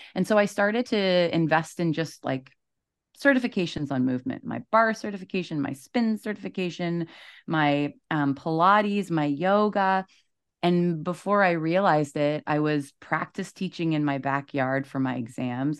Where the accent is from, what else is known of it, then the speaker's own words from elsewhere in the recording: East Coast, Canada; moved away as an adult; also born or lived in Toronto; I'm from the East Coast. I moved to Toronto